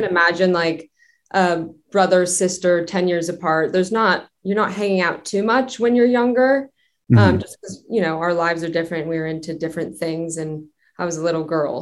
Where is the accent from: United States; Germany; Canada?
United States; Westlake Village, California; also born or lived in North Hollywood, Los Angeles; I grew up in the suburbs about 30 minutes from Los Angeles in a town called Westlake Village